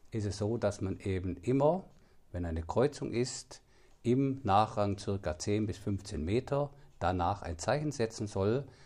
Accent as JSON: {"language": "German", "town": "Lindach", "region": "Baden-Württemberg", "country": "Germany", "tie": "born there", "lives_now": "Heubach, Germany", "said": "ich wohne jetzt seit, glaube ich, 26 Jahren in Heubach, bin extra dorthin gezogen, weil ich war ursprünglich aus Lindach"}